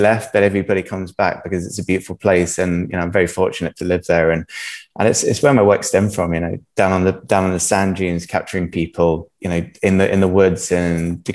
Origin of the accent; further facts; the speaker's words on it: Jersey; originally I'm from Jersey. I've been in Jersey my whole life. Jersey is an amazing home. You know, I've been brought up in island life